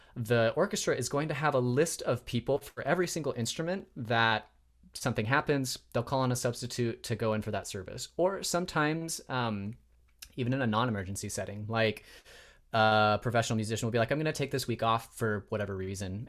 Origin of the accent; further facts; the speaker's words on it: Spokane, Washington, United States; moved away as an adult; also born or lived in Provo, Utah / Chicago, Illinois; now in Bay Area, United States; I was raised in Spokane, Washington. Um, so I'm kind of a Northwest kid at heart